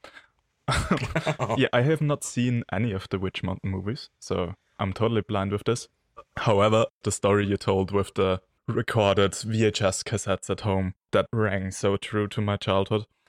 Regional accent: Austria; from Austria

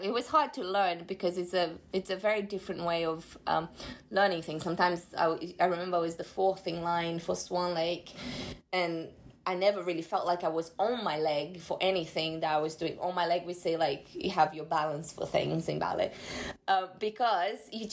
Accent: Brazil; now in London, United Kingdom; That's why I can't have a career in my home country

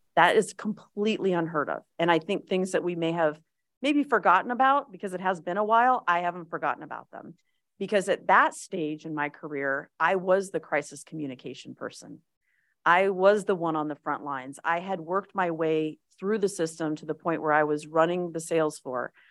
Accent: Las Vegas, Nevada, United States; I am a native. I was born in Las Vegas

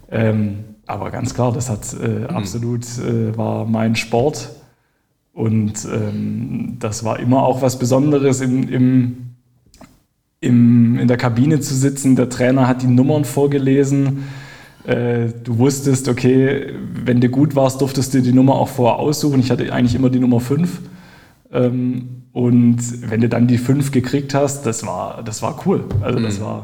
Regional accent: Baden-Württemberg, Germany; ich bin ja im Schwabenland aufgewachsen und da war eigentlich die, äh, gab es eigentlich keine Alternative zum VfB Stuttgart oder Bayern München.

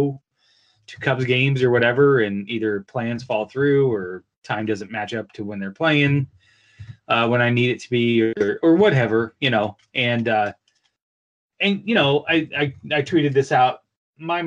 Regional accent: Des Moines, Iowa, United States; I'm from Des Moines, Iowa

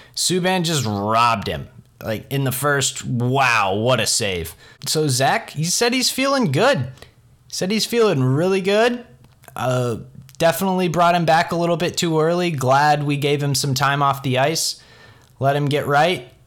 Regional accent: Columbus, Ohio, United States; a guy born and raised in Columbus

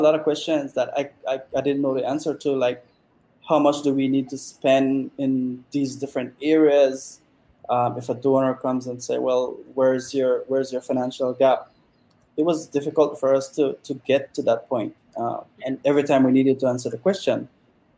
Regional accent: Toledo District, Belize; I was from the Toledo district.

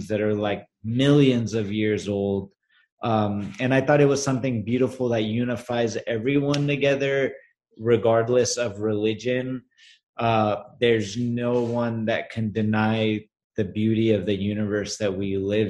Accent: Los Angeles, California, United States; I'm Armenian, but born and raised in Los Angeles.

